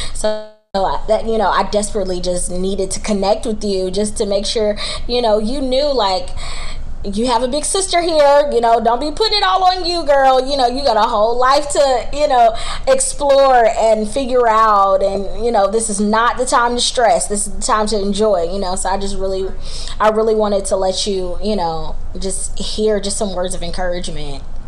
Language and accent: English; Charlotte, North Carolina, United States; I am from Charlotte, North Carolina, uh, born and raised.